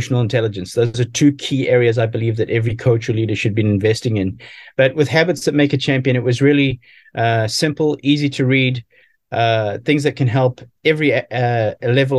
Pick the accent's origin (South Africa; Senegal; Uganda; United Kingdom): South Africa; growing up in South Africa, playing a lot of sports